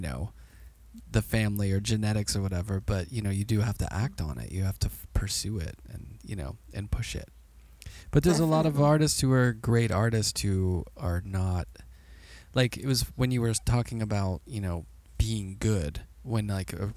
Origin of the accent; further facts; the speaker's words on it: Pittsburgh, Pennsylvania, United States; now in Brooklyn, United States; our family didn't have a lot of money growing up in Pittsburgh